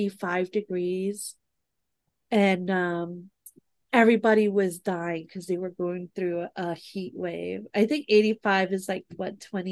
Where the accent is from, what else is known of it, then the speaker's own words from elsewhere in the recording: New York City, New York, United States; moved away as an adult; now in Arizona, United States; I'm from the Bronx. I'm a Bronx, New York girl.